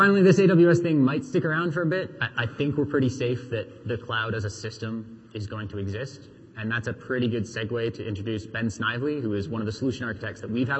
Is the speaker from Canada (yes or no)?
yes; Canada; We're Canadian.